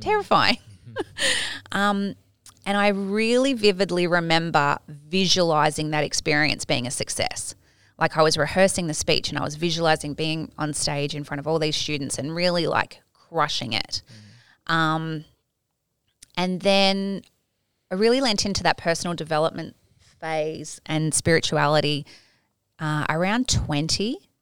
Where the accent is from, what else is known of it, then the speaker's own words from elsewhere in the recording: Tasmania, Australia; now in Gold Coast, Australia; I grew up in Tasmania